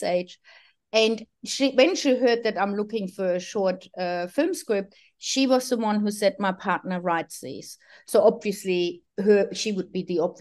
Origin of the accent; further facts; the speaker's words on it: Sydney, New South Wales, Australia; I'm from Sydney. I'm live close to the eastern suburbs